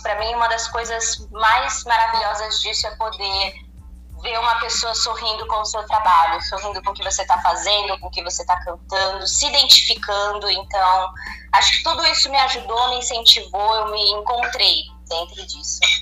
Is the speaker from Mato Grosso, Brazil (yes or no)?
no; Niterói, Rio de Janeiro, Brazil; now in Campinas, Brazil; Eu não nasci aqui em Campinas, eu nasci em Niterói, no Rio de Janeiro, mas já moro aqui há 12